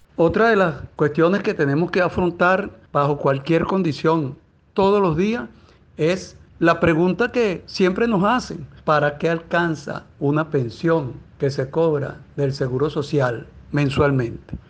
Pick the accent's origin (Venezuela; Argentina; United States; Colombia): Venezuela; somos ciudadanos venezolanos